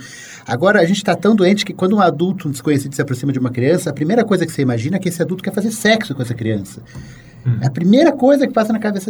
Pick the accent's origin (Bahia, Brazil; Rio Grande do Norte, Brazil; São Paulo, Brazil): São Paulo, Brazil; born or raised there